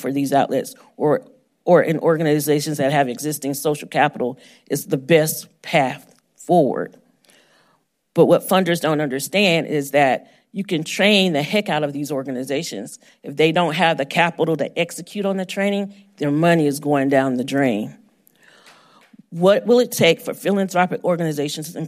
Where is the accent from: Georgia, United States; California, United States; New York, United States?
Georgia, United States; Homeroom News in my hometown of Georgia